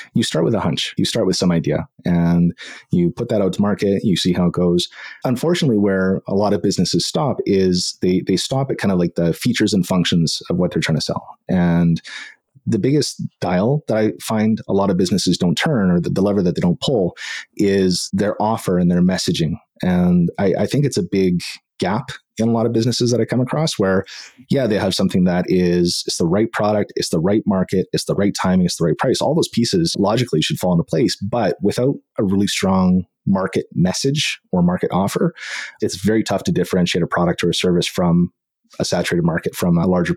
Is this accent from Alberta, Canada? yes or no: yes; Edmonton, Alberta, Canada; moved away as an adult; also born or lived in Tokyo; let's move back to my hometown, Edmonton, Alberta, and ended up back here